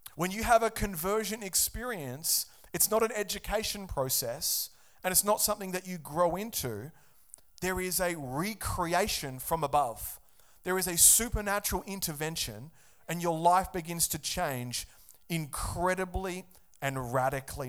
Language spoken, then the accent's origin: English; Australia; I'm an Aussie, and in Australia, we're founded on Christian values